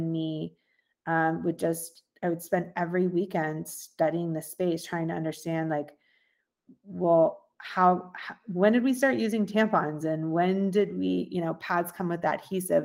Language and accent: English; Sugar Hill, Georgia, United States; I grew up in Sugar Hill, Georgia. It's about an hour